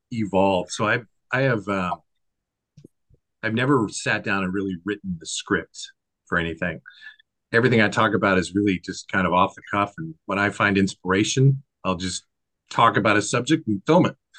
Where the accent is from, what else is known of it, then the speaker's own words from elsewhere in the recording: Washington, United States; I'm born and raised in Washington State